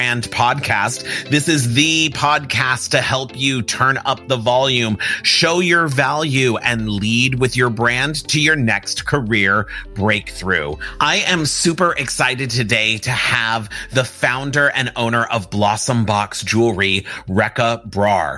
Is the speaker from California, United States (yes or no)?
yes; Los Angeles, California, United States; I grew up on the Universal lot here in Hollywood, California.